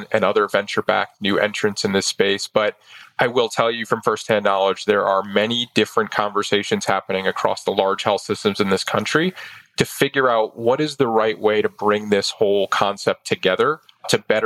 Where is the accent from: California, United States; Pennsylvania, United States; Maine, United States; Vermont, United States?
Maine, United States; my home state. Grew up in Maine